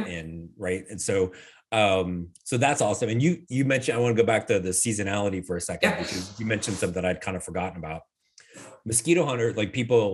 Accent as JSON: {"language": "English", "region": "Indiana", "country": "United States", "tie": "born or raised there", "also_born_or_lived": "Florida", "moved": "yes", "lives_now": "Arizona, United States", "said": "I grew up in Indiana, so and my family's all still there"}